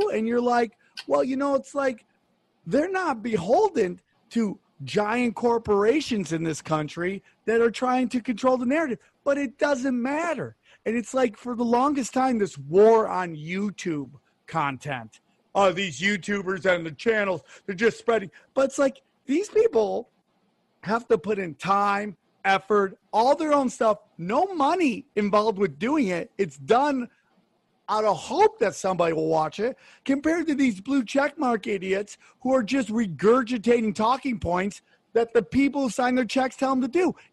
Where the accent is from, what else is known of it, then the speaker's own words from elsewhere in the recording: United States; I love my fellow Americans. I love being American